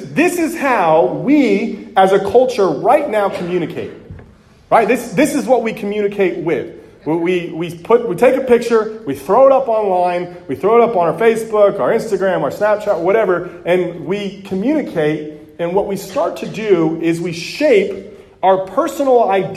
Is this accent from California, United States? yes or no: yes; California, United States; moved away as an adult; now in Texas, United States; being from California